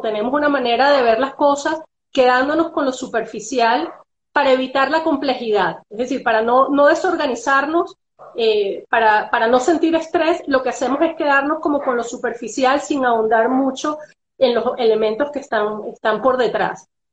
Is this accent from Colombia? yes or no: no; Venezuela; Nosotros como venezolanos